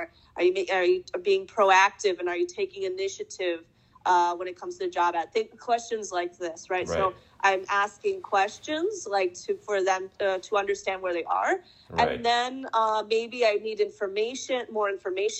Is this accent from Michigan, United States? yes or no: yes; Michigan, United States; moved away as an adult; now in Denmark; I come from Michigan, from the countryside